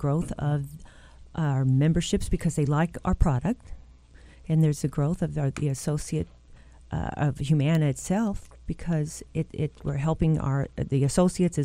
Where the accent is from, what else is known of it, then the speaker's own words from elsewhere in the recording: Louisville, Kentucky, United States; I grew up in J-Town.